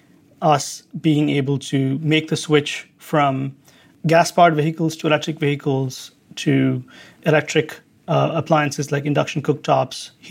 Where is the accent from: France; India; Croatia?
India; also born or lived in Santa Cruz; now in United States; part of being an Indian American